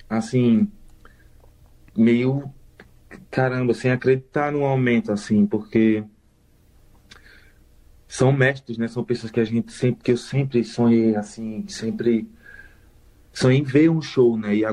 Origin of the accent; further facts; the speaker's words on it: Maceió, Alagoas, Brazil; moved away; Eu tenho outros amigos aqui de Maceió também. Então eu, eu mata um pouco da saudade do sotaque, do, do jeito da gente, assim, da nossa comunicação, da nossa convivência